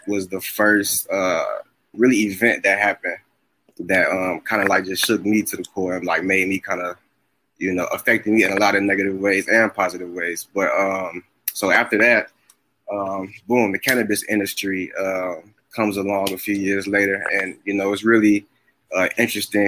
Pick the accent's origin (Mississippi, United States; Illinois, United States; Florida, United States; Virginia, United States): Illinois, United States; Chicago; now in Missouri, United States; I'm from Chicago. I live in Missouri now.